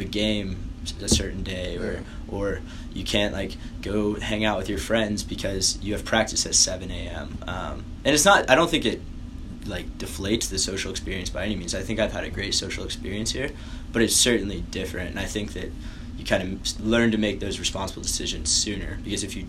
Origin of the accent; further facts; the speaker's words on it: Appalachian Mountains, Tennessee, United States; moved away as an adult; now in Chicago, United States; I grew up in Tennessee, like Appalachian Mountains.